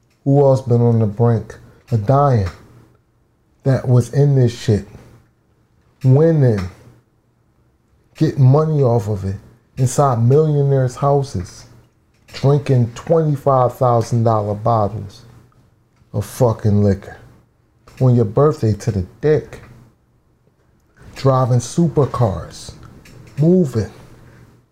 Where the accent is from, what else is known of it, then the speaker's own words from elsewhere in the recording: Philadelphia, Pennsylvania, United States; I'm from Southwest